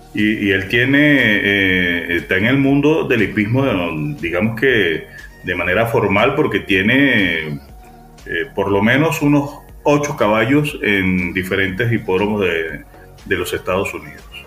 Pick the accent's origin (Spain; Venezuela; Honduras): Venezuela; como buen venezolano